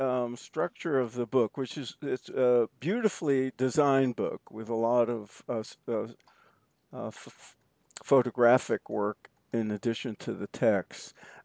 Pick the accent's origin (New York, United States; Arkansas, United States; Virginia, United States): New York, United States; Well, we're all three born and bred in the New York area